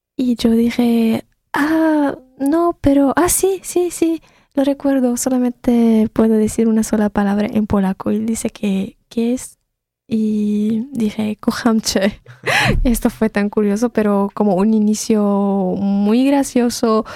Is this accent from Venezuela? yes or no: no; Syria; first language Arabic; Spanish is a second language; moved away as an adult; now in Poland; soy de Siria, entonces debido a la guerra en mi país tenía que escapar y venir a Polonia